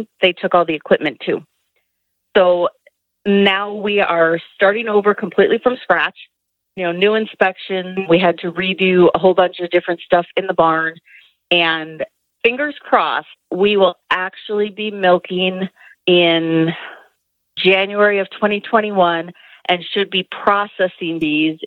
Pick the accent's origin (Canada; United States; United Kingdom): United States; Milwaukee, Wisconsin; moved away as an adult; now in Idaho, United States; I originally grew up in Wisconsin, just outside of Milwaukee